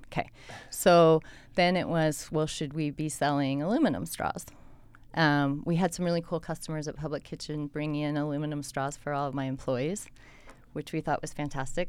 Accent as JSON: {"language": "English", "region": "Colorado", "country": "United States", "tie": "born or raised there", "moved": "yes", "lives_now": "Salt Lake City, United States", "said": "I grew up in Colorado in a small town"}